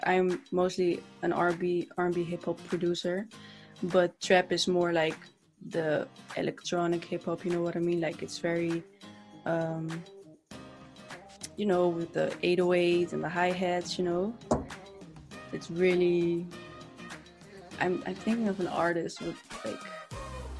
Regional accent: Netherlands; English is a second language; I'm from the Netherlands, I'm Dutch, my English is not like, but you know, try

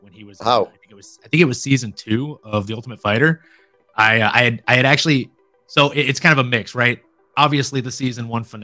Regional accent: Louisiana, United States; moved away; I grew up in Louisiana.

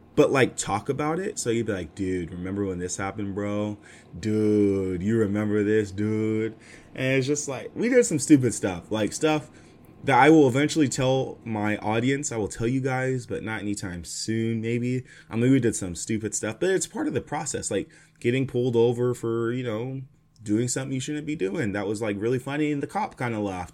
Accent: Fresno, California, United States; moved away as an adult; now in Los Angeles, United States; Fresno will always be my hometown, but it's not my home anymore. LA, SoCal is my home now

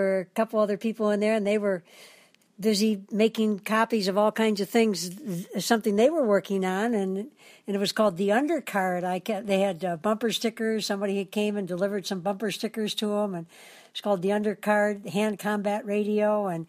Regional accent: Detroit, Michigan, United States; now in Hawaii, United States; when I was in Detroit, my hometown.

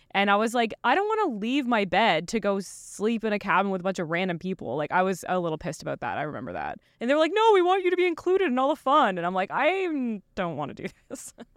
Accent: Eastern Canada, Canada; Sarah and I grew up together in Eastern Canada

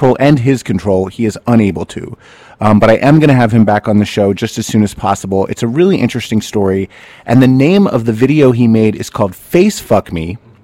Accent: New Jersey, United States; now in New York City, United States; I was from New Jersey.

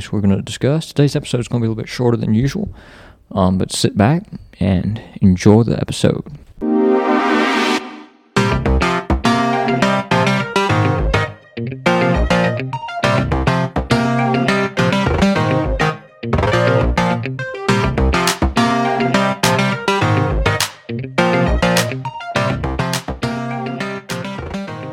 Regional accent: Alabama, United States; Going towards my home state

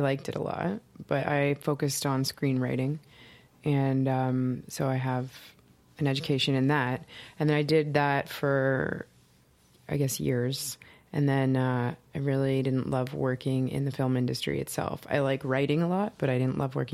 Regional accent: Hamilton, Ontario, Canada; moved away as an adult; now in Toronto, Canada; I'm originally from Hamilton, so it's like 45 minutes west of Toronto

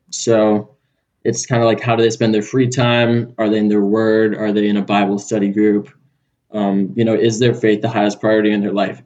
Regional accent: Manhattan Beach, California, United States; accent: California accent; moved away as an adult; now in Auburn, United States; growing up in Southern California

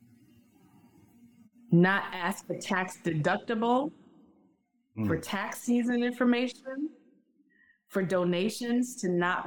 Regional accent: Richmond, Virginia, United States; moved away; also born or lived in North Carolina; I lived in North Carolina for 17 years, and I'm from Richmond, Virginia.

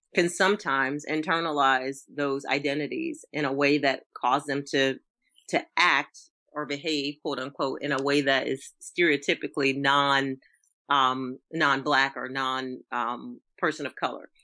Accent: Norfolk, Virginia, United States; I'm from Norfolk, Virginia. Shout out to um, the Tidewater area

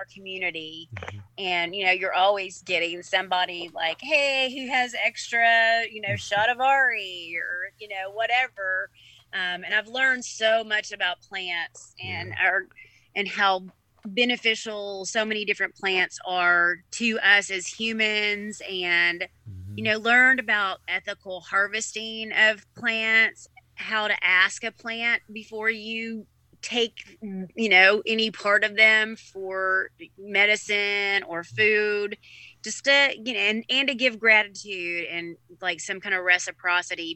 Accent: Knoxville, Tennessee, United States; also born or lived in Farragut; growing up in Knoxville, we're like, you know, in the valley, on the outskirts

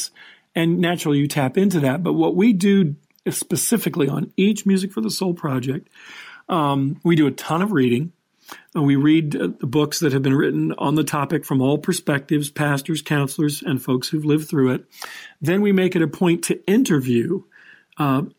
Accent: Los Angeles, California, United States; I'm from Hollywood

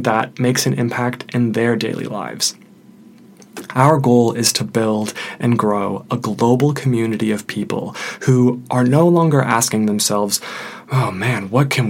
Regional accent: Detroit, Michigan, United States; I'm originally from Detroit

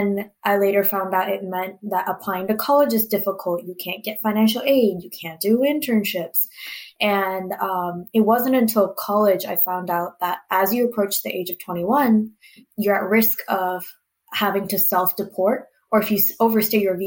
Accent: California, United States; born or raised there; also born or lived in India

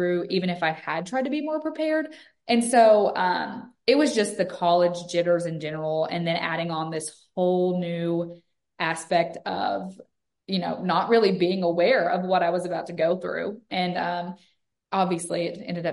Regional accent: Western Kentucky, United States; moved away as an adult; now in Mississippi, United States; I'm actually from a real small town in Western Kentucky

